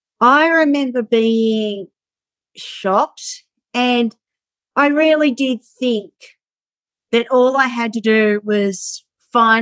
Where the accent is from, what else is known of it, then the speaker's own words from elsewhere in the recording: Sydney, New South Wales, Australia; I was born in Australia